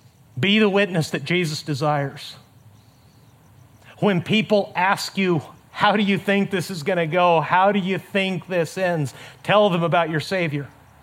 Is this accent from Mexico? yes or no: yes; Mexico; up in the high desert of Mexico. My parents are missionaries, as I've told you many times. Between my hometown in Mexico and our border crossing of El Paso, Texas, there's about 240 desolate miles of desert.